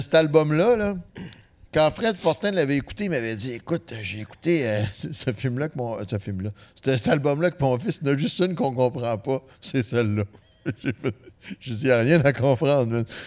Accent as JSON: {"language": "French", "town": "Saguenay", "region": "Quebec", "country": "Canada", "tie": "born or raised there", "said": "nous autres, on vient du Saguenay, OK? Mais notre, notre jeunesse, notre enfance, c'est très urbain"}